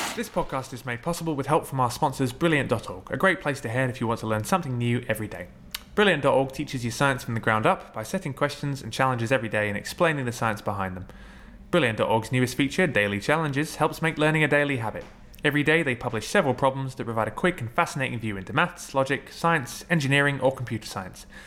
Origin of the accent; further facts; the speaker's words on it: London, United Kingdom; I grew up in North London as well, in Barnet